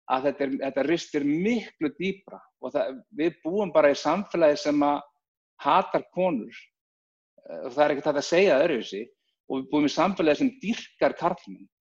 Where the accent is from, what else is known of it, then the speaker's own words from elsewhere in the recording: Reykjavík, Capital Region, Iceland; ólst þannig upp bara í Reykjavík